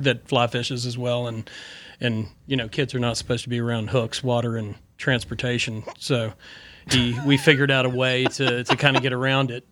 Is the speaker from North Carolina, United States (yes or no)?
yes; Boone, North Carolina, United States; from Boone, growing up in Boone